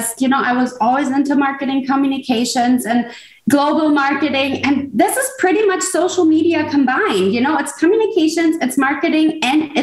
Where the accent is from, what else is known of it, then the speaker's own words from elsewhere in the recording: Germany; moved away as an adult; now in United States; I was born and raised in Germany. I moved to the States for a job about 15 years ago